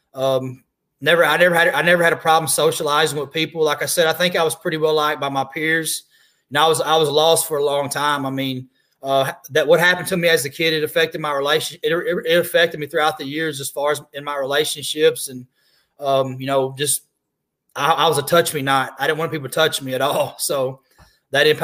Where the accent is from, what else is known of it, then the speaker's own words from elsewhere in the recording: Southeast Missouri, United States; now in Jacksonville, United States; originally I'm from Southeast Missouri. Right now I reside in Jacksonville, North Carolina